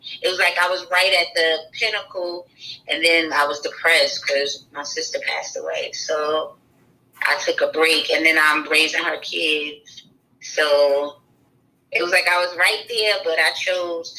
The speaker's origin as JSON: {"language": "English", "town": "New York City", "region": "New York", "country": "United States", "also_born_or_lived": "South Carolina", "accent": "New York", "moved": "yes", "said": "My accent comes from New York"}